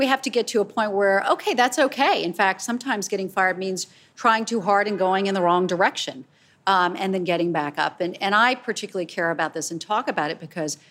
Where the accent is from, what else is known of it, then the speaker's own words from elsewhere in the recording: Charleston, South Carolina, United States; a little girl growing up in Charleston, South Carolina